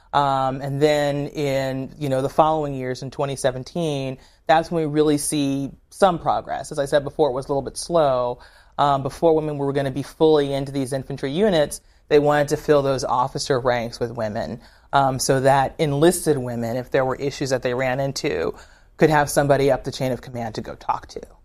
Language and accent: English; Severn, Maryland, United States; I grew up in Severn, Maryland, Anne Arundel County, Maryland